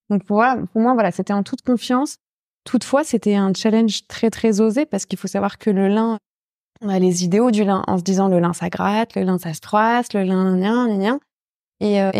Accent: Rouen, Normandy, France; en tant que normande et rouennaise, euh, ça me tenait à cœur de travailler le lin.

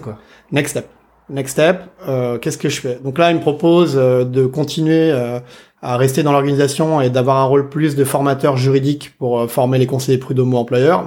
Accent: Saint-Denis, Île-de-France, France; je viens de Saint-Denis, de la banlieue. Euh, J'habite dans une cité

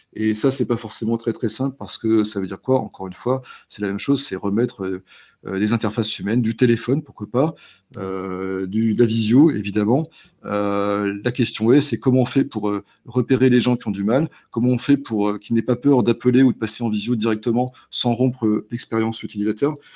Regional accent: the Nord, Hauts-de-France, France; chez nous dans le Nord

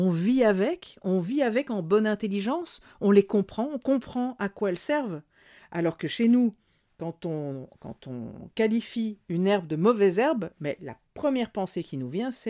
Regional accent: Burkina Faso; chez nous, au Burkina Faso, tous les végétaux servent, si c'est pas à l'humain, c'est au bétail

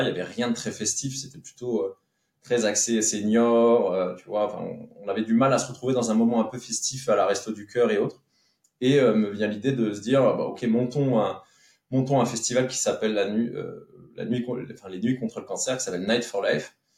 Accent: Petite-Rosselle, Grand Est, France; also born or lived in Metz / Paris; now in Saint-Julien-lès-Metz, France; je suis né, euh, euh, à Petite Rosselle, qui est dans le, vraiment dans le, dans l'est de la Moselle, juste à la frontière de l'Allemagne

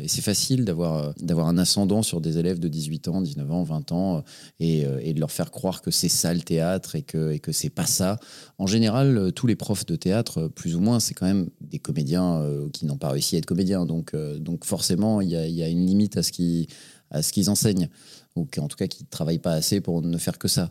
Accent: Paris, Île-de-France, France; also born or lived in Les Lilas; j'ai grandi à Paris, dans le 18e arrondissement

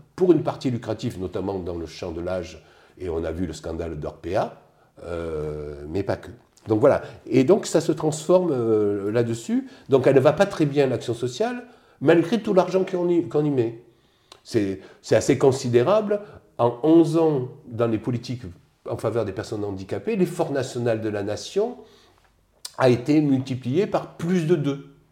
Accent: Digne-les-Bains, Provence-Alpes-Côte d'Azur, France; moved away as an adult; also born or lived in Seine-et-Marne / Strasbourg / Pyrénées-Orientales / Pas-de-Calais; Je suis des Alpes de provence euh, dans les alentours de Digne

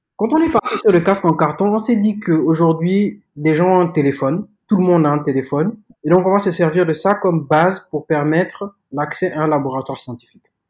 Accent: Gabon; moved away as an adult; now in Senegal; J'ai grandi au Gabon. Donc, j'ai passé 18 ans de ma vie là-bas. Je suis né au Gabon de parents sénégalais

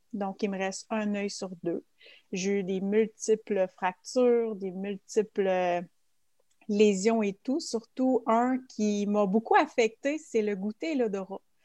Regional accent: Quebec, Canada; also born or lived in Switzerland; je viens du Québec. Euh, par contre, je suis native de la Suisse. Euh, ça fait 34 ans exactement que je suis au Québec et aujourd'hui, j'ai 35 ans.

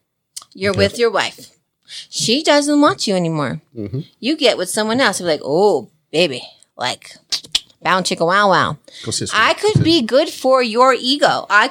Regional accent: New Jersey, United States; I'm from Jersey

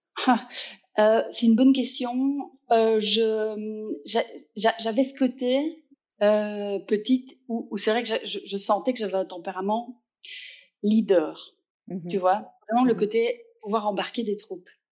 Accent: Liège, Wallonia, Belgium; je suis liégeoise, euh, donc si on se demande d'où vient un petit accent par moment, euh, il vient de là.

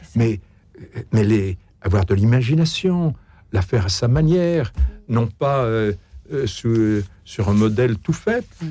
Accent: France; je, crois qu'on est français

